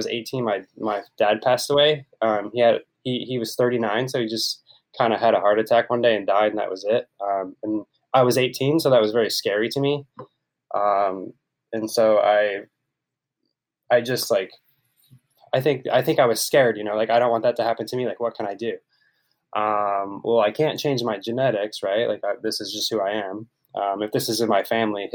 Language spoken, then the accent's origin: English; Ohio, United States; moved away as an adult; now in San Diego, United States; So, I grew up in Ohio.